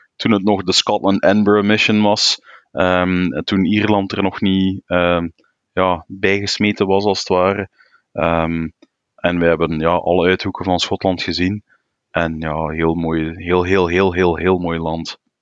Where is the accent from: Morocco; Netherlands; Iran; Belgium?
Belgium; Flanders; Als Vlaming